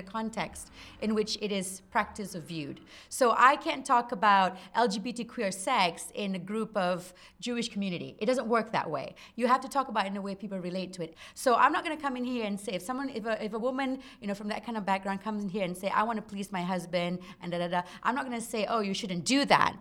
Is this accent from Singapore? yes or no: yes; Singapore; moved away; I grew up in Singapore, and I grew up in a Malay Muslim household